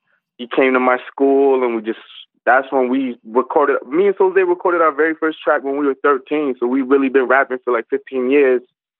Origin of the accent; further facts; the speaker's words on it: Brampton, Ontario, Canada; Greater Toronto Area. So I'm not in the city of Toronto, but I'm like 15 minutes outside. And I'm from Brampton. I was born out here. And I've been rapping. So I just turned 28. Like, I'm an 89 baby. I just turned 28.